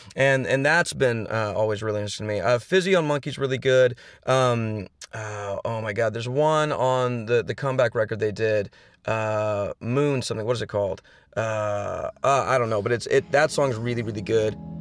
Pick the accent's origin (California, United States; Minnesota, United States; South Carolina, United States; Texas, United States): Texas, United States; Houston; now in Los Angeles, United States; I'm from Texas. I grew up in Texas. Yeah, I grew up in Houston, Texas